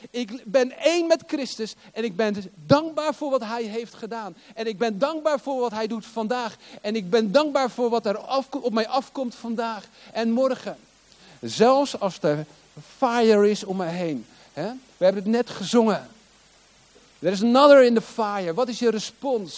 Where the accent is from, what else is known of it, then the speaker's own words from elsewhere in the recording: Hoek van Holland, South Holland, Netherlands; moved away as an adult; also born or lived in Rotterdam / The Hague; now in Limburg, Netherlands; ik ben geboren in Rotterdam. Ik ben geboren in Ommoord. In een flat in Ommoord. En eh, vervolgens verhuisden wij naar De Hoek. Hoek van Holland. En ik, heb, ik heb in Den Haag op school gezeten.